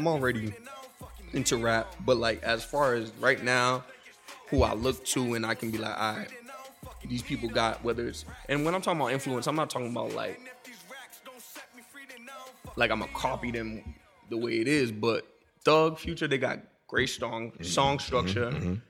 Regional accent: Haiti; accent: Haitian; I just thought it was a combination of my Haitian accent and me just being like speaking hood jargon and shit.

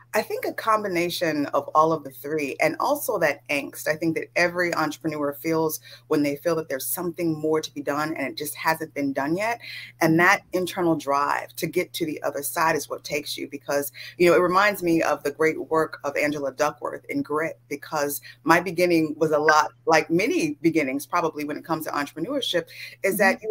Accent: California, United States; I grew up in California

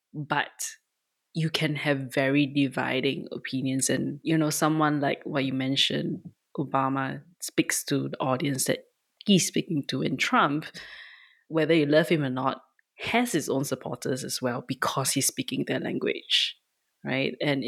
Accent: Singapore; now in United States; We are Singaporean

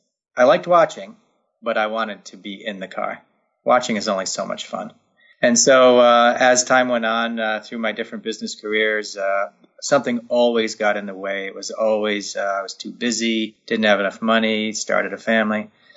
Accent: Northeast, United States; And growing up in the Northeast, I lived about an hour away from Lime Rock Park.

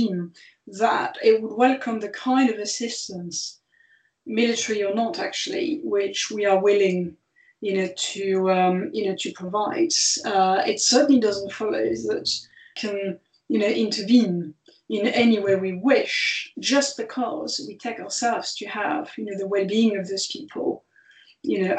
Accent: France; moved away; France's, which is my home country

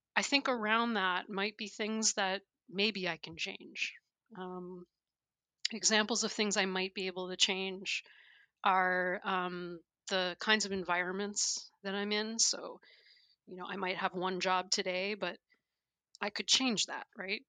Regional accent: Canada; moved away; I'm originally from Canada.

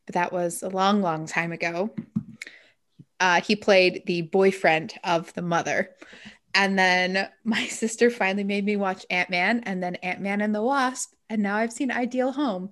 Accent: Utah, United States; I grew up in Utah

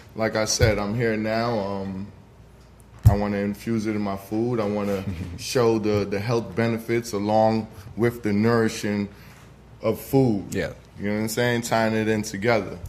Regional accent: New York City, New York, United States; moved away as an adult; now in Atlanta, United States; Originally, I'm from the Bronx, New York. Brought my talents out here to Atlanta

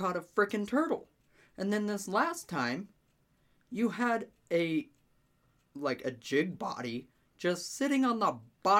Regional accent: Cheyenne, Wyoming, United States; The reason I'm saying that it's a Mormon thing is because I grew up in Cheyenne, Wyoming. I'm not from Utah.

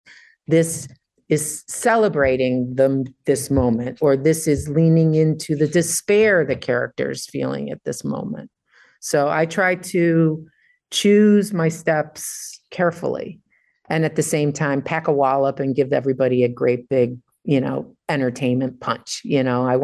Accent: Detroit, Michigan, United States; I grew up in Detroit

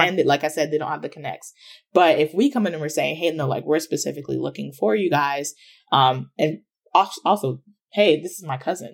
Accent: Ghana; now in United States; I'm from Ghana, which is in West Africa

